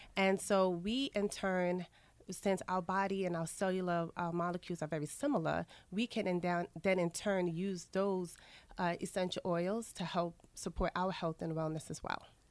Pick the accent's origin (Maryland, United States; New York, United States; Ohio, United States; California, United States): New York, United States; New York City; also born or lived in Saint Lucia; My family is from the Caribbean, specifically Saint Lucia, but I was raised in Queens